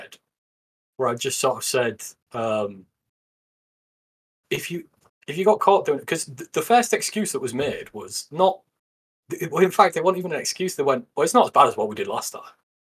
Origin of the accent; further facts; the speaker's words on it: England, United Kingdom; I'm an Englishman who plays Warhammer in England